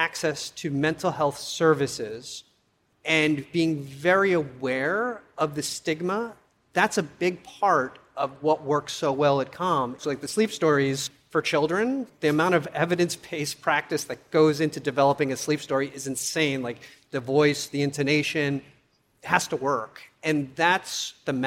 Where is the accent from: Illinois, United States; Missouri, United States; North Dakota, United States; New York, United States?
New York, United States; as a kid growing up in New York